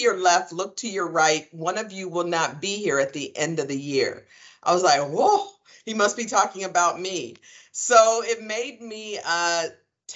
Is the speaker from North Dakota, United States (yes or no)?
no; Columbus, Ohio, United States; I'm from Columbus, Ohio, born and raised. I was a Columbus City Schools kid, grew up on the Near East Side of Columbus